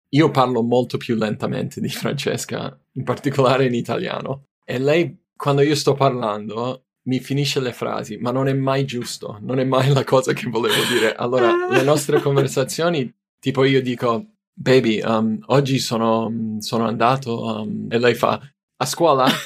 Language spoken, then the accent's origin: Italian; United States; Italian is a second language; moved away as an adult; now in Italy; io sono americano, sono c- cresciuto in diversi posti nel, uh, quando ero bambino, uh, incluso Italia per un paio di anni. Però ho fatto scuola in America, dopo scuola mi sono trasferito in Italia